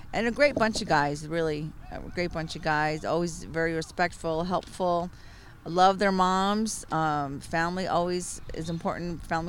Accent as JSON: {"language": "English", "town": "Chicago", "region": "Illinois", "country": "United States", "moved": "yes", "lives_now": "San Antonio, United States", "said": "I'm from Chicago where that city had numerous professional sports."}